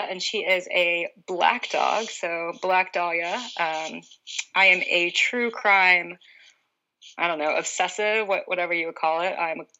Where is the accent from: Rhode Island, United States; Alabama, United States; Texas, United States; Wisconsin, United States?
Alabama, United States; moved away; also born or lived in California; I am originally from Alabama, lived in California for 5 years, and then moved away.